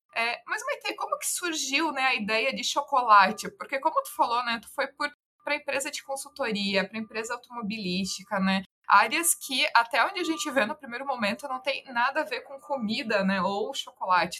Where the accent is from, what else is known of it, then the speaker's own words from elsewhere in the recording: Santa Catarina, Brazil; Eu sou catarinense também, né? E é, conheço muito Pomerode, é muito pertinho da cidade, da minha cidade natal